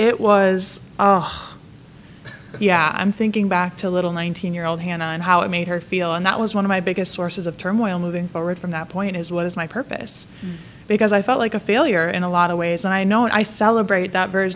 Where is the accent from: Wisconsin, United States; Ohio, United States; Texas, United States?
Wisconsin, United States; moved away as an adult; also born or lived in Connecticut; now in Pittsburgh, United States; I'm from Wisconsin